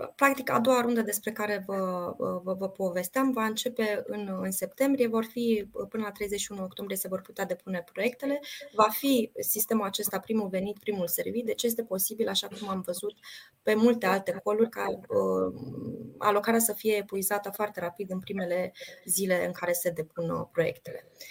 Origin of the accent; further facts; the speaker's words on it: Suceava, Suceava County, Romania; eu sunt din Suceava